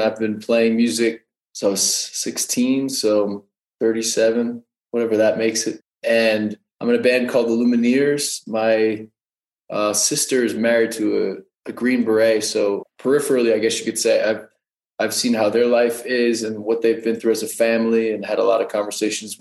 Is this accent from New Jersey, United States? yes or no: yes; New Jersey, United States; moved away as an adult; also born or lived in New York / Denver; I grew up in New Jersey